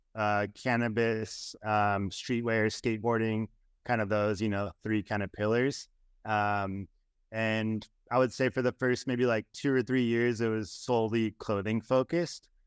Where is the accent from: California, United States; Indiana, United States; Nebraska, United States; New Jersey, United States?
California, United States; Southern; I grew up skateboarding in Southern California